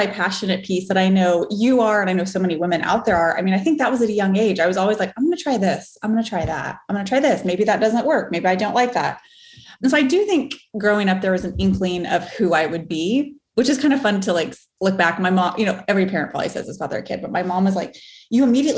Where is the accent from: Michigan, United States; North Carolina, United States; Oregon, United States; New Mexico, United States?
New Mexico, United States; Farmington; moved away as an adult; I am from Farmington, New Mexico, small town in New Mexico, northwest corner, born and raised there till I was 18, left for college